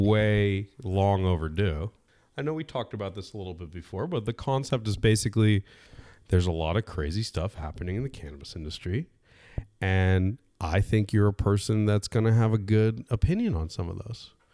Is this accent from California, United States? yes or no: yes; California, United States; I was born and raised in California.